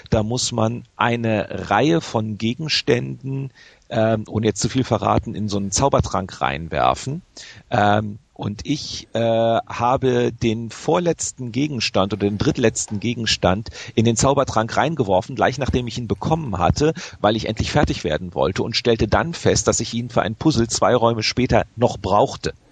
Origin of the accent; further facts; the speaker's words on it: Grevenbroich, North Rhine-Westphalia, Germany; born there; Äh, ich bin gebürtiger Gräfenbrocher. Daher kam ich drauf.